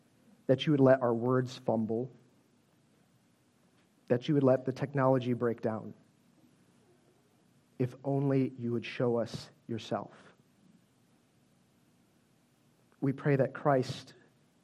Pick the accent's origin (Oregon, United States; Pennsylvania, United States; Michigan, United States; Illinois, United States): Illinois, United States; Chicago; Growing up, I grew up in Chicago